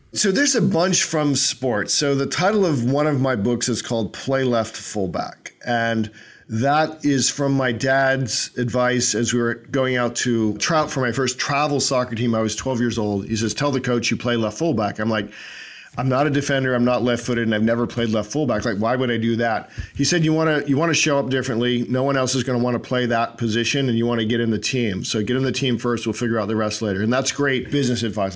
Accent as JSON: {"language": "English", "region": "Northern Virginia", "country": "United States", "tie": "born or raised there", "said": "We grew up in Northern Virginia in the sixties"}